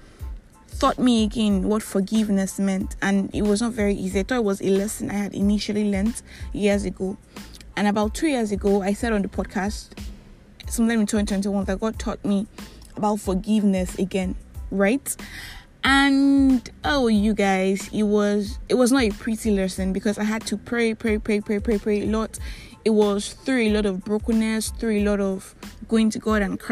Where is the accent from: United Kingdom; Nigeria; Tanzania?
Nigeria; I am that Nigerian Christian talkaholic